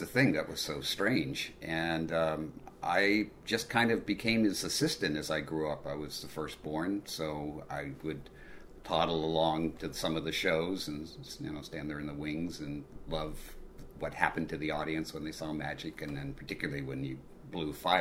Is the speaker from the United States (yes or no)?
yes; Culver City, California, United States; I grew up in Culver City, California, where I was about, I don't know, 50 feet from the MGM backlot